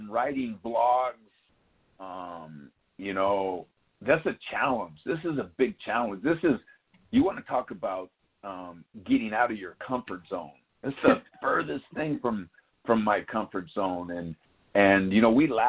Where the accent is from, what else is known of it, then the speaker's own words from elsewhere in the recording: New York City, New York, United States; growing up in Yankee Stadium and having it as a playground